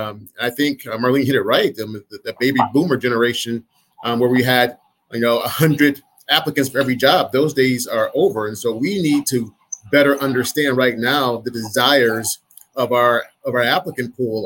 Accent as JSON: {"language": "English", "region": "Michigan", "country": "United States", "said": "people might like me because I'm from Michigan, go blue."}